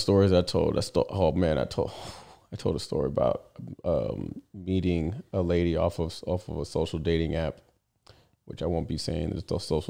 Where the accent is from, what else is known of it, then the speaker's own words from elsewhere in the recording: Texas, United States; we're from Texas. We like, that's hurricane